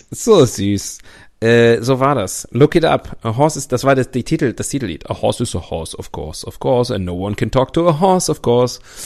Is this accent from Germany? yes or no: yes; North Rhine-Westphalia, Germany; mein Heimatbundesland Nordrhein-Westfalen